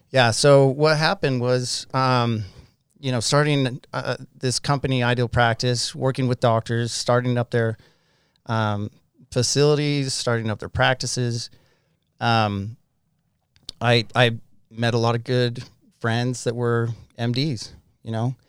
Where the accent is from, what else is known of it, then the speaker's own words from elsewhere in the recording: Farmington, Utah, United States; also born or lived in Hong Kong; I grew up in Farmington, Utah. Um, haven't moved much